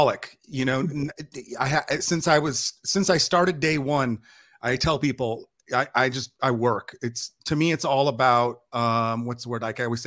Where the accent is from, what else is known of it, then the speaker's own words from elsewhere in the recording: Bay Area, California, United States; moved away as an adult; now in Los Angeles, United States; Growing up in the Bay Area in the 70s